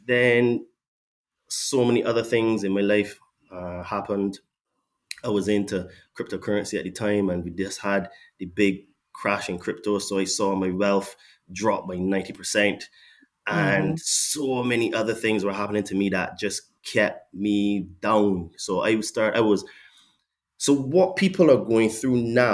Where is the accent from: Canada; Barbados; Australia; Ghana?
Barbados; now in England; I was born in Barbados